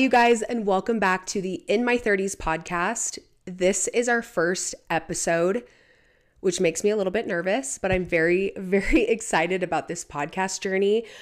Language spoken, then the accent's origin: English; Portland, Oregon, United States; moved away as an adult; I grew up in Portland, Oregon. That was where I was born and raised, and I pretty much lived in Portland, Oregon until, until I was twenty-one